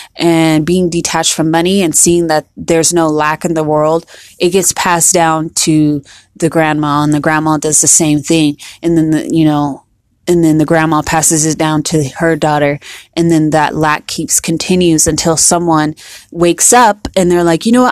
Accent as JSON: {"language": "English", "country": "United States", "said": "we're from here, we're from America"}